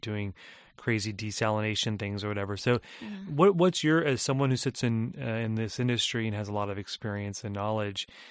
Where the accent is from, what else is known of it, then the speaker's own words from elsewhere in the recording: California, United States; I grew up in California